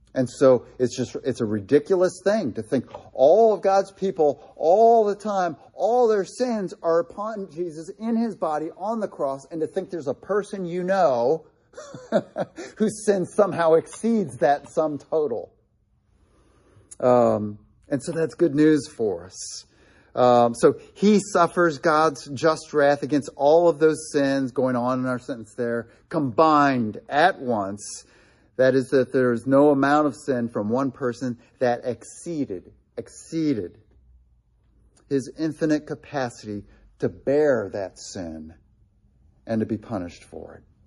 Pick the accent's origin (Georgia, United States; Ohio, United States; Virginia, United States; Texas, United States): Ohio, United States; Delaware; he spoke at Gray Chapel in my hometown